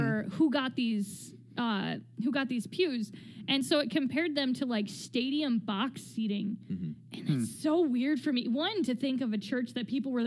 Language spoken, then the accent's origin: English; United States; we're from the States